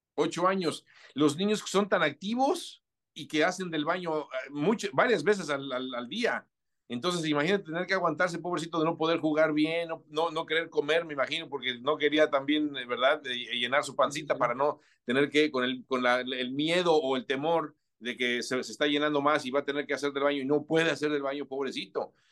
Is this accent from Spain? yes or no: no; Mexico City, Mexico; yo nací y crecí en la Ciudad de México